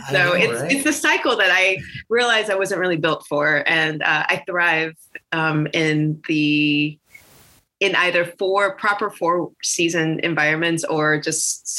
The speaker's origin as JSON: {"language": "English", "region": "North Carolina", "country": "United States", "also_born_or_lived": "New York City / Chicago", "moved": "as an adult", "said": "I'm from North Carolina originally. Originally from North Carolina. I've lived a few places. I moved to New York to go to school, New York City. So I lived there for about 12 years."}